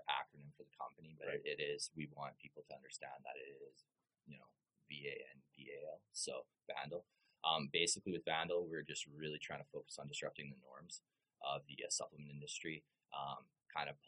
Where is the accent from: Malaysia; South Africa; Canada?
Canada; Regina, Saskatchewan; also born or lived in Medicine Hat / Lethbridge; born and raised in Regina, Saskatchewan